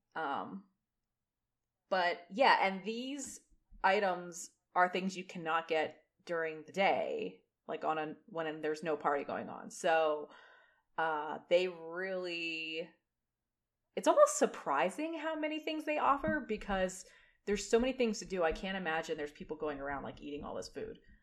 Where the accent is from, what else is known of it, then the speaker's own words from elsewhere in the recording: near Hershey, Pennsylvania, United States; Close to Hershey